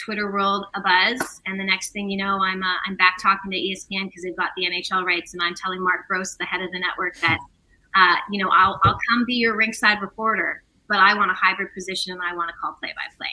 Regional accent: Winnipeg, Manitoba, Canada; my hometown team in the Winnipeg Jets

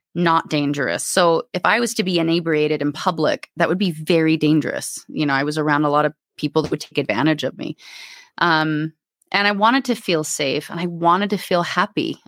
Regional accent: Alaska, United States; also born or lived in Anchorage / Homer; I was raised in Alaska.

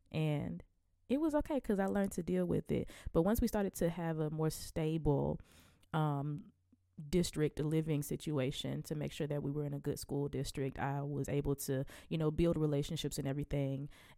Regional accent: Selma, Alabama, United States; But I'm from Selma, Alabama, and I am 27 years old

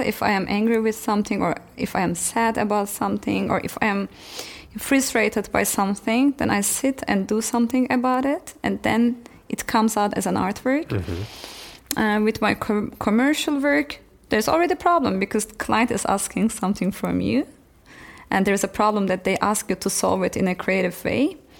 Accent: Turkey; moved away as an adult; also born or lived in Frankfurt, Germany / Amsterdam, Netherlands / Istanbul, Turkey; now in Berlin, Germany

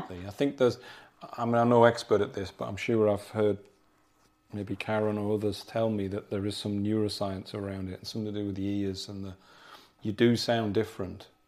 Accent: South Durham, North East England, United Kingdom; moved away; also born or lived in Yorkshire; we're South, South Durham

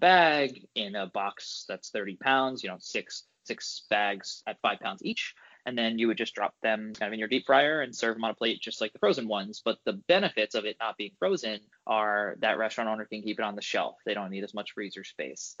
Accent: Long Island, New York, United States; also born or lived in Ithaca, New York; I grew up on Long Island.

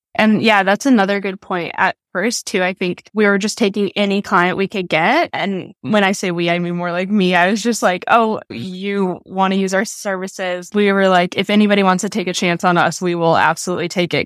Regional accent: Minnesota, United States; moved away as an adult; also born or lived in New York / Colorado; I was born and raised in Minnesota

